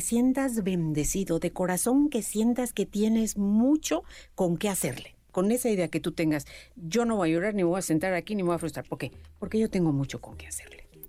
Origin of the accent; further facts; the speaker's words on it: Mexico; nosotros somos mexicanos